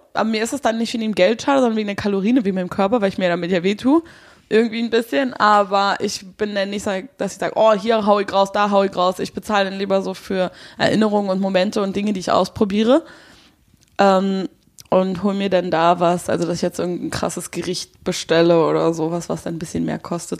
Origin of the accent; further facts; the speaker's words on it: Nauen, Brandenburg, Germany; moved away; in der Stadt aufgenommen, wo ich zur Schule gegangen bin